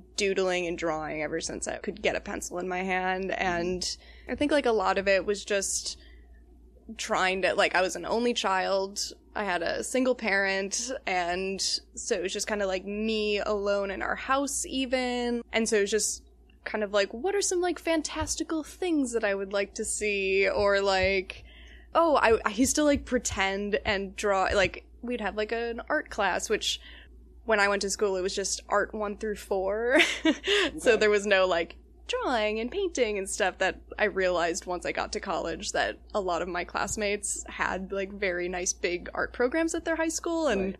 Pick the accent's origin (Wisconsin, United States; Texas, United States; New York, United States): Wisconsin, United States; Palmyra; I'm from Palmyra, Wisconsin, and that is the, like, southeastern tip of the Kettle Moraine Forest.